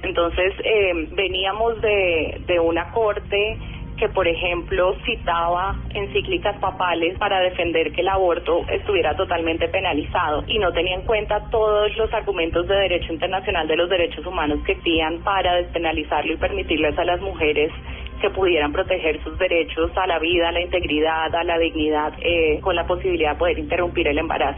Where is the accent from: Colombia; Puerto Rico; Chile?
Colombia; como colombiana